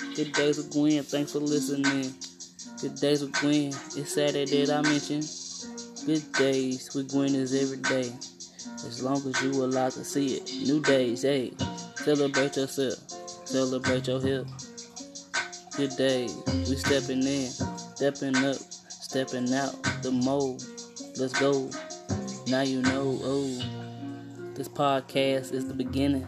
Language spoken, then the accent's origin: English; East St. Louis, Illinois, United States; I'm from East St. Louis